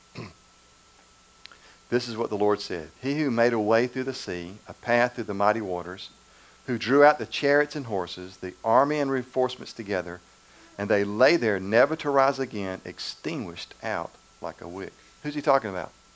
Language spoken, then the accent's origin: English; Macon, Georgia, United States; Macon, Georgia where I grew up in Macon